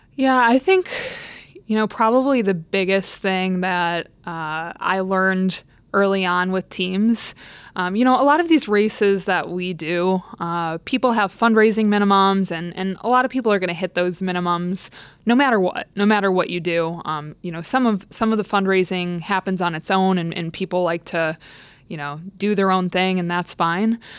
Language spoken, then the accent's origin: English; Midwest, United States; moved away as an adult; also born or lived in Staten Island, New York; I grew up in the Midwest